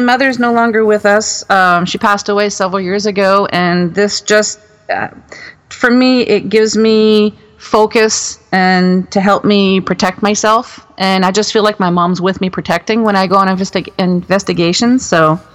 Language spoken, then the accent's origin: English; Moncton, New Brunswick, Canada; also born or lived in Alberta; now in Ontario, Canada; my hometown in Moncton, New Brunswick